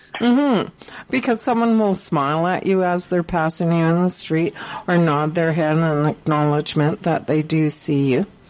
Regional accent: Prince George, British Columbia, Canada; I was born and raised here in Prince George

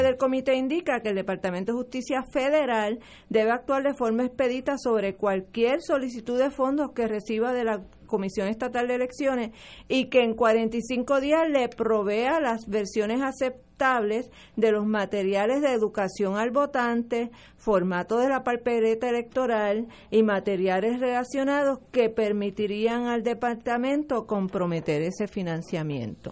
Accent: Puerto Rico; tenemos una nación puertorriqueña

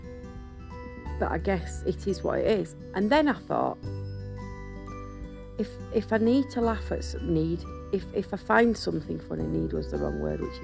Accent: United Kingdom; we're white British

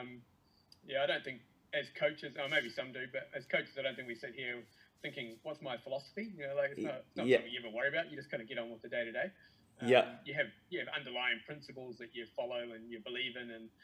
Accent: Timaru, Canterbury, New Zealand; now in Tauranga, New Zealand; I live in Tauranga in the North Island. I grew up in Timaru though.

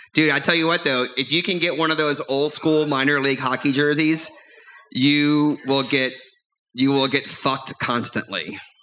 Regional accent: New Orleans, Louisiana, United States; I grew up in the New Orleans area

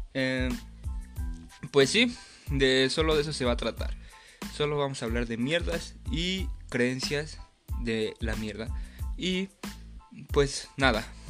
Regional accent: Mexico City, Mexico; soy de Tláhuac, Ciudad de México

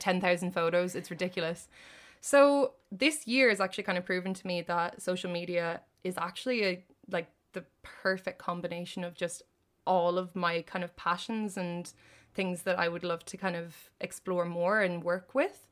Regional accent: Ireland; I did the only degree in it in Ireland, and it just so happened to be in my hometown

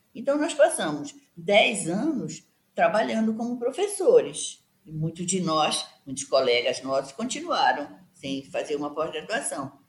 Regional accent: Pará, Brazil; Eu sou paraense e sou antropóloga

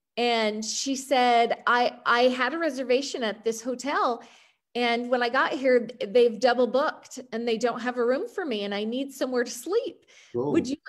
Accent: Utah, United States; accent: American; Utah, from Utah.

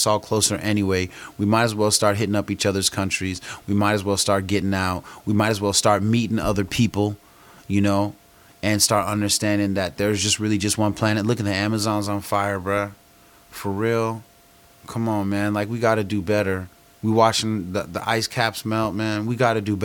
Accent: United States

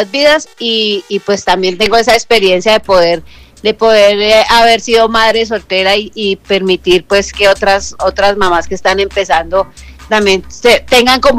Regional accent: Valle del Cauca, Colombia; moved away as an adult; also born or lived in Caribbean coast of Colombia / Bogotá; now in New York, United States; padre extranjero pero madre colombiana. Soy nacida en la costa atlántica, me crié en el Valle del Cauca, viví muchos años en Bogotá, conozco mi país de arriba abajo

